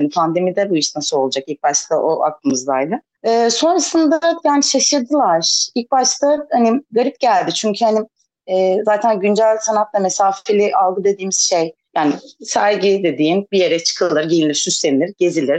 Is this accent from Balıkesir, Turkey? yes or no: no; İzmir, Turkey; moved away as an adult; now in Ayvalık, Turkey; ben de İzmirliyim o yüzden e, 30 sene boyunca İzmir'de çok beslendim.